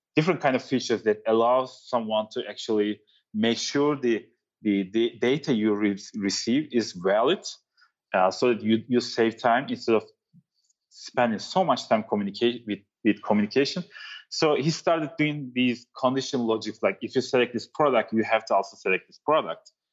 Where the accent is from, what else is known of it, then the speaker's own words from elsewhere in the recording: Turkey; also born or lived in New York City; now in San Francisco, United States; I'm from Turkey